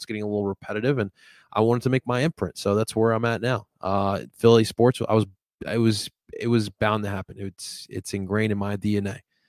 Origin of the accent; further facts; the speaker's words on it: Colombia; Growing up in Colombia, my family would always get me into soccer.